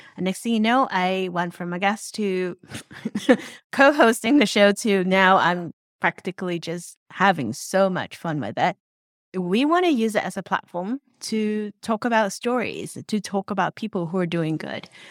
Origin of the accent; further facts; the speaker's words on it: Hong Kong; moved away; also born or lived in Troy, New York (RPI); I grew up in Hong Kong